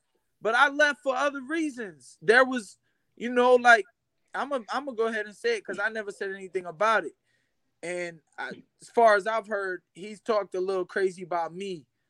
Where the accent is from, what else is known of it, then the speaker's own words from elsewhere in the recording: Flint, Michigan, United States; also born or lived in Florida; now in Texas, United States; I am. I'm from Flint, Michigan. But then I've been doing a lot. I've lived in Florida for quite some time.